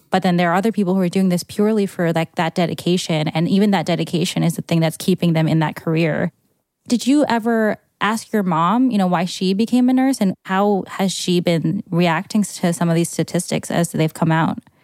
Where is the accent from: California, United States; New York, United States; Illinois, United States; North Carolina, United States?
New York, United States; New York